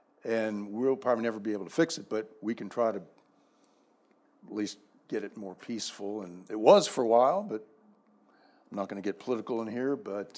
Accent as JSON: {"language": "English", "country": "United States", "tie": "born or raised there", "also_born_or_lived": "Dallas, Texas", "moved": "as an adult", "lives_now": "San Antonio, United States", "said": "after living in Dallas for 14 years, and they were my Washington Senators. I grew up in the Maryland, Virginia area."}